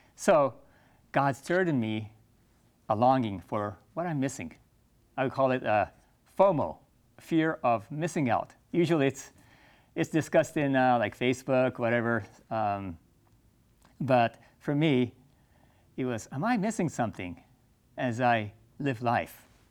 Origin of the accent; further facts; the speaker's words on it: Japan; I grew up in Japan